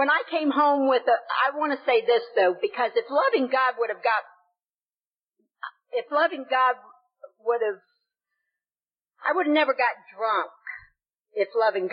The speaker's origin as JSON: {"language": "English", "region": "the South", "country": "United States", "accent": "Southern", "moved": "yes", "lives_now": "Florida, United States", "said": "I'm from the South. I don't know if you could tell, I got a little Southern accent."}